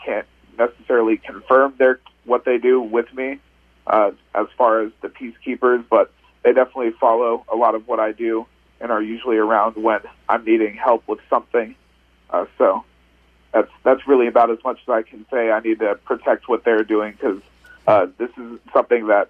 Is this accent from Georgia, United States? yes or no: no; Arizona, United States; now in Oregon, United States; I grew up in Arizona